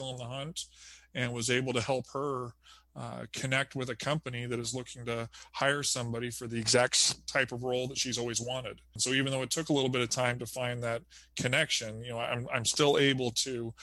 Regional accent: United States; moved away as an adult; also born or lived in California / Arizona / Southern Indiana; now in Indiana, United States; I grew up in California and Arizona

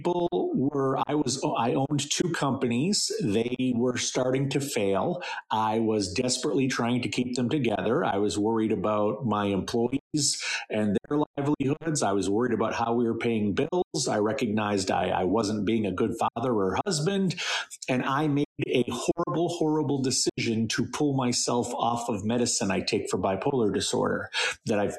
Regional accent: central Maine, United States; I grew up in central Maine

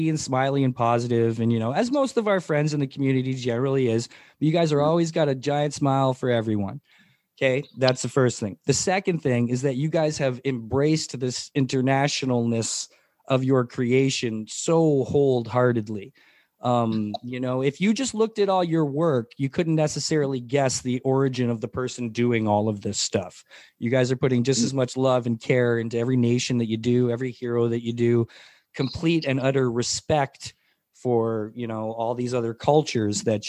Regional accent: Mississauga, Ontario, Canada; born or raised there; also born or lived in St. Catharines, Ontario

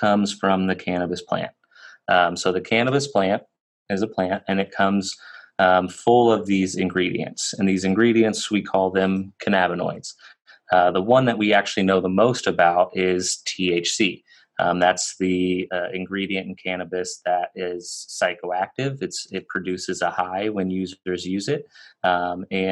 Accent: Kansas, United States; I was born and raised in Kansas, so I was kind of in the middle of the Bible Belt

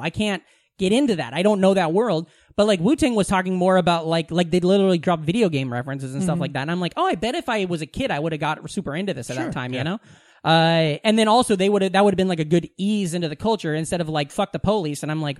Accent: Iowa, United States; every kid I know that was not just strictly white European growing up in Southwest Iowa fucking had it.

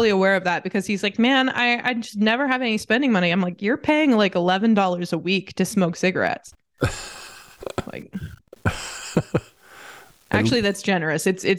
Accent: United States; now in United Kingdom; that's my right as an American.

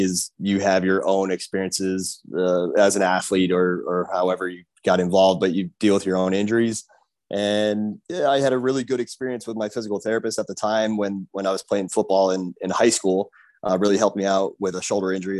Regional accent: Pennsylvania, United States; moved away as an adult; now in Miami, United States; I am originally from Pennsylvania.

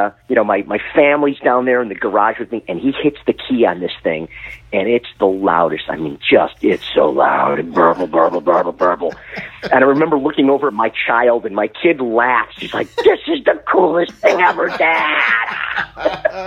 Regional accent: Detroit, Michigan, United States; I am born and raised in Detroit. I'm a long time East Side of the Motor City kind of kid

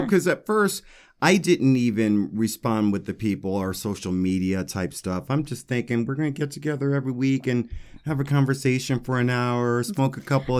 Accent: Denver, Colorado, United States; Because I love Denver. It's my hometown.

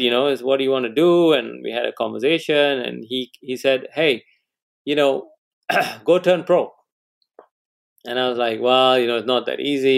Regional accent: Malaysia; moved away as an adult; also born or lived in England; I come from Malaysia.

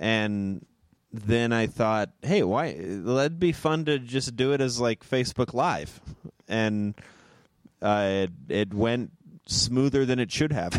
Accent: Moreno Valley, California, United States; also born or lived in Chicago; now in Los Angeles, United States; Merino Valley, my hometown

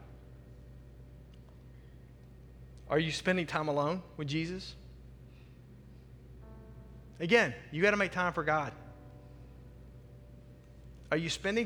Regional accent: the South, United States; I'm a kid from the South.

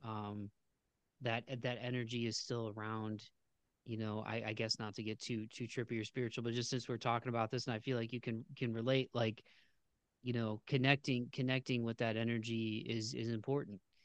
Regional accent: Ohio, United States; I was born in Ohio in, in the United States

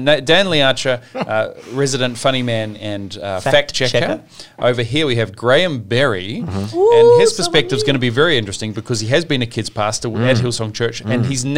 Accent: New Zealand; now in Sydney, Australia; I grew up in New Zealand and Marmite was a little more popular than Vegemite.

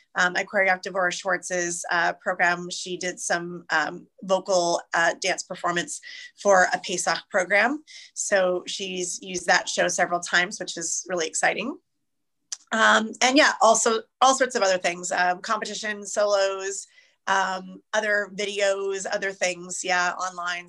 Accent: Irvine, California, United States; also born or lived in Los Angeles, United States; Irvine, where I was growing up in Orange County

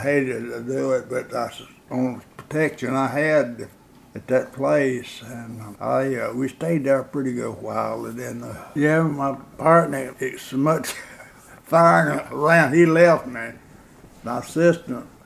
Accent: Gordonsville, Tennessee, United States; I was born in Gordonsville, in uh, 1923

